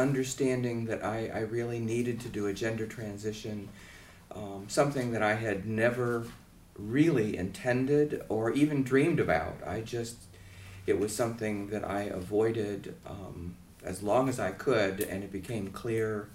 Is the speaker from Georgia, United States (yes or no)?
yes; Atlanta, Georgia, United States; I'm from Atlanta, Georgia.